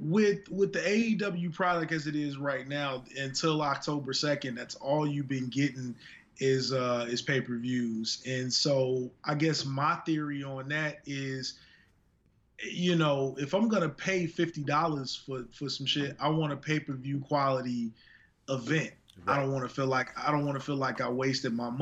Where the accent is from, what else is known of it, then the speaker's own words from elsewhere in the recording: Chicago, Illinois, United States; growing up in Chicago, on one of our local stations back home